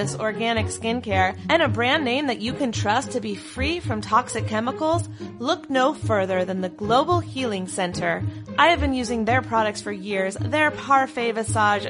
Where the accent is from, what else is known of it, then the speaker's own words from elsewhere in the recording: North Carolina, United States; now in Southern California, United States; North Carolina where I'm from